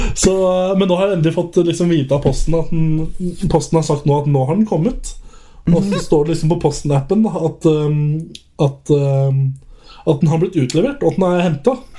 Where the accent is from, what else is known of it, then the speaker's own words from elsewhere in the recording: Oslo area, Norway; now in Volda, Norway; jeg er fra Oslo-området